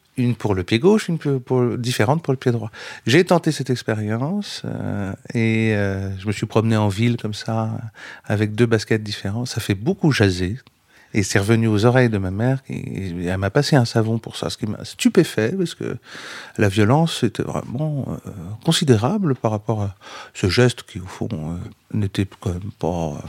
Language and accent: French; Vendée, Pays de la Loire, France; moved away as an adult; also born or lived in Rennes; je, quitte euh, la Vendée, donc euh, où j'ai grandi, pour aller à Rennes